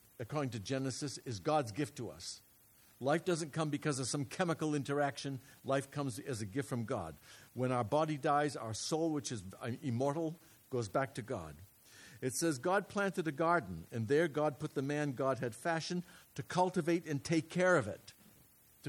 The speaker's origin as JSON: {"language": "English", "region": "New England", "country": "United States", "tie": "born or raised there", "moved": "yes", "said": "I'm from New England. When I was a kid, we ate haddock all the time"}